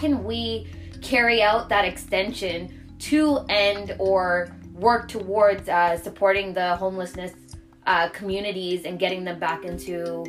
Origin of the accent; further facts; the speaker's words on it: Toronto, Ontario, Canada; we're from Toronto